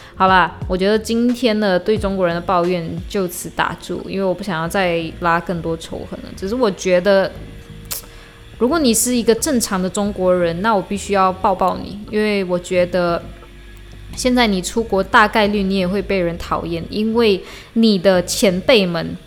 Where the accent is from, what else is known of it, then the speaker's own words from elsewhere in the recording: Malaysia; 我回马来西亚不是我来马来西亚旅游，是我回马来西亚